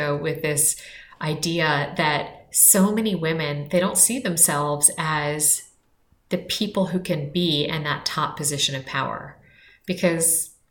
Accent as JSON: {"language": "English", "town": "Washington", "region": "District of Columbia", "country": "United States", "tie": "born or raised there", "said": "I grew up in Washington, D.C., and I grew up to really political parents."}